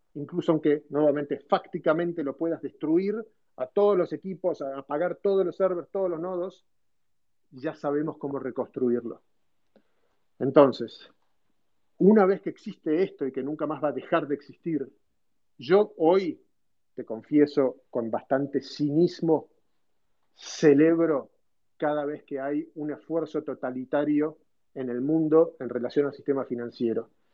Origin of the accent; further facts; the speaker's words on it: Argentina; moved away as an adult; also born or lived in United States; nosotros como argentinos